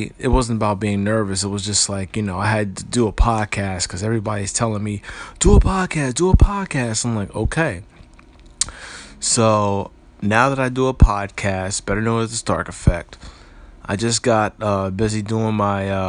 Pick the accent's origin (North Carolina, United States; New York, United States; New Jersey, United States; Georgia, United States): New Jersey, United States; Paterson; I hail from Paterson, New Jersey, born July the 20th of 1980